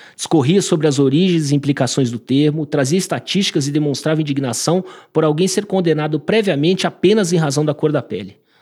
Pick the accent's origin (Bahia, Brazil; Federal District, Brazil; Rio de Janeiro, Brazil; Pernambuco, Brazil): Federal District, Brazil; Brasília; also born or lived in São Paulo; eu nasci em São Paulo, uh, moro em Brasília desde sempre, me considero brasiliense por isso